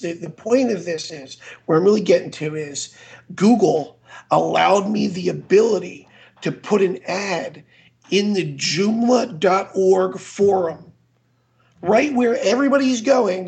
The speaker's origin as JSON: {"language": "English", "region": "Florida", "country": "United States", "also_born_or_lived": "Idaho", "moved": "as an adult", "said": "I'm from Florida."}